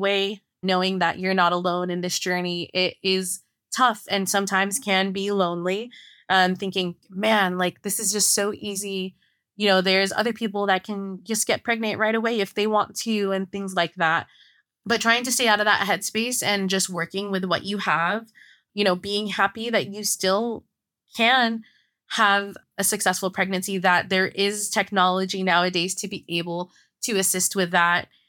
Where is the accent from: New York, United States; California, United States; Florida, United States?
California, United States; San Francisco Bay Area; moved away as an adult; now in Los Angeles, United States; We're originally from San Francisco Bay Area in California, but we live more in Los Angeles